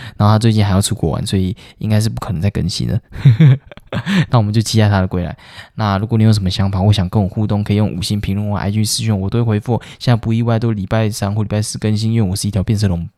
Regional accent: Taiwan; 我们台湾人

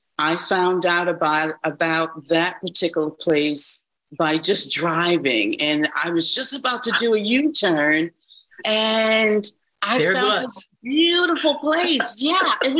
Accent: New York, United States; moved away; I'm originally from New York

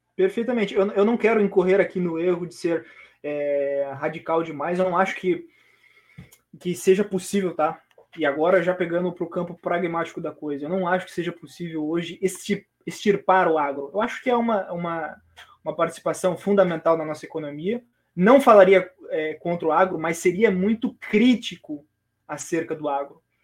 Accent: Brazil; nascemos em locais diferentes do Brasil, mas somos brasileiros.

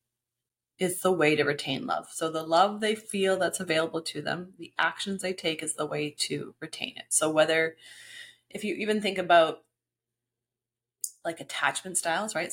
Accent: Canada; now in Tulum, Mexico; As a Canadian

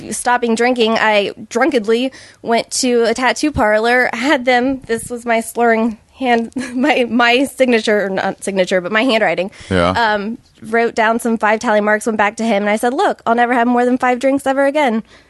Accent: Ohio, United States; Southeast Ohio, even worse. Okay. Appalachia.

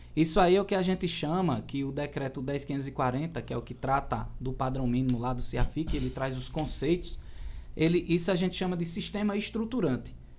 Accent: Cuitegi, Paraíba, Brazil; E eu sou do, de uma cidadezinha aqui na Paraíba, pequenininha, lá no Brejo, Cuitegi

